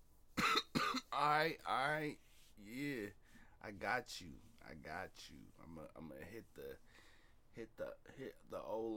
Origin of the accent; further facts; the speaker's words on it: Seattle, Washington, United States; now in Eastside (425 area), United States; I'm a 206, baby. I'm in the 425s now, but I'm still 206 at heart